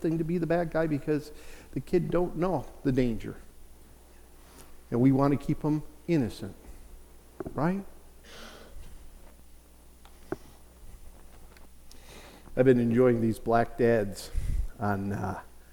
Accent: Chicago, Illinois, United States; I grew up in Chicago

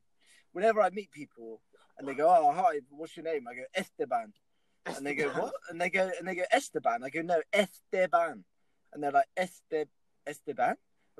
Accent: Bristol, South West England, United Kingdom; I grew up in South Mead.

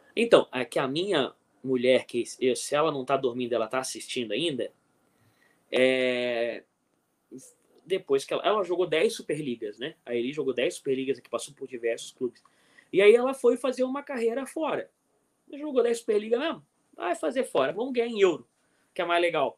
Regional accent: Brazil; eu sou do Brasil

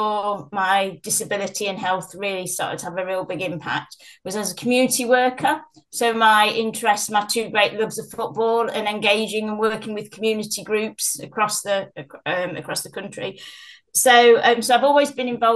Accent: Nottingham, East Midlands, United Kingdom; we're from Nottingham

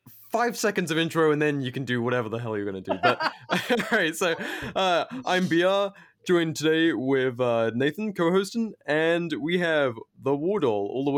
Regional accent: England, United Kingdom; accent: British; moved away as an adult; now in Arizona, United States; When people are like, oh, where are you from? I'm like, Britain, unfortunately.

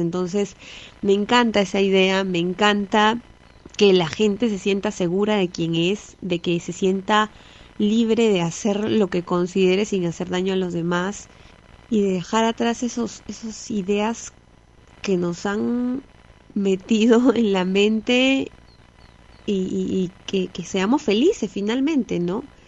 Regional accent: Peru; siendo peruano

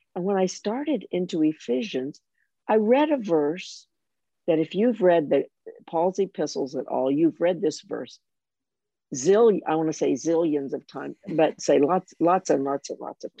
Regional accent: United States; moved away; as an American

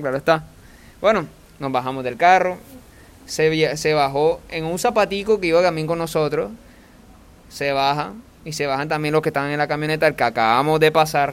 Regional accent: Costeño, Caribbean coast, Colombia; como propio costeño

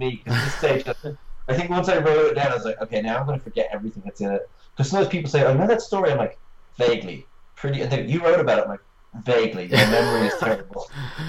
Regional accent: Ireland; I'm Irish

